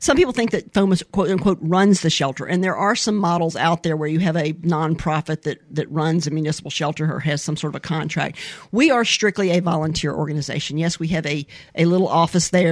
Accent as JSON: {"language": "English", "town": "Mobile", "region": "Alabama", "country": "United States", "tie": "born or raised there", "also_born_or_lived": "California", "said": "I am from Mobile, Alabama. Mm-hmm. I was born here, born at Providence Hospital"}